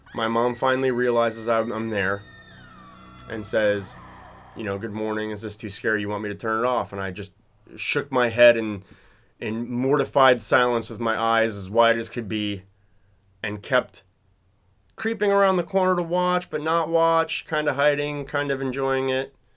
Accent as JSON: {"language": "English", "region": "California", "country": "United States", "tie": "born or raised there", "said": "when I was a kid growing up in California"}